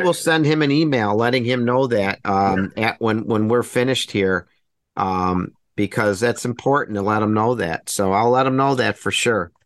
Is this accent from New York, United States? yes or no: yes; Buffalo, New York, United States; beautiful Western New York, where I'm from, my hometown of Buffalo, New York